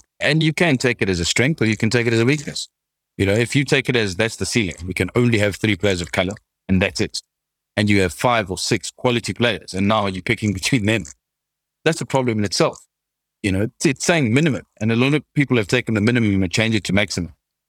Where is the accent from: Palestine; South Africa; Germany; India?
South Africa; Being a South African is hard enough.